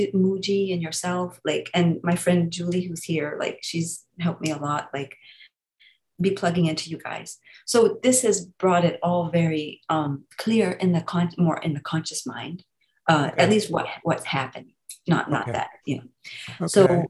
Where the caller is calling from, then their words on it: North Carolina, United States; North Carolina.